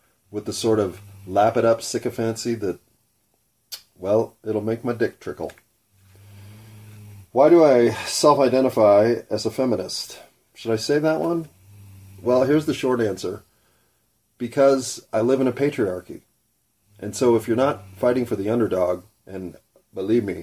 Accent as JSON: {"language": "English", "country": "United States", "tie": "born or raised there", "first_language": "English", "said": "I didn't choose English. I was born in America. English is what I was given."}